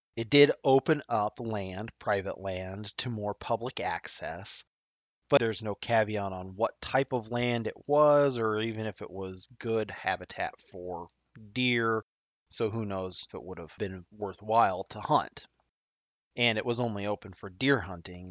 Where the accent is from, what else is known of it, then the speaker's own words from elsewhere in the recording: Nebraska, United States; my home state of Nebraska